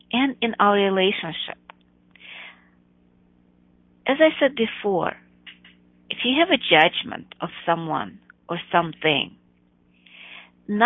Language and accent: English; Chicago, Illinois, United States; my hometown, Chicago